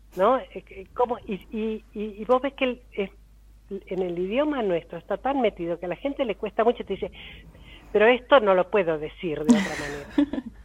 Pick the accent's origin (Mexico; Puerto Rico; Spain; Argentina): Argentina; yo soy argentina